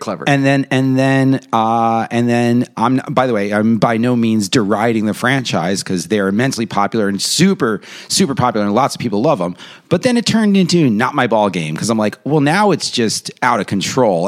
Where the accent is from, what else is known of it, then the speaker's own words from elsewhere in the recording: New York, United States; I'm from New York. We're in a bubble too.